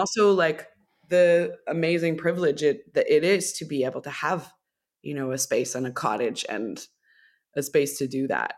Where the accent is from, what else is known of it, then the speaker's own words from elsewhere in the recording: Millbrook, Ontario, Canada; growing up in Millbrook, there's a lot of really beautiful nature there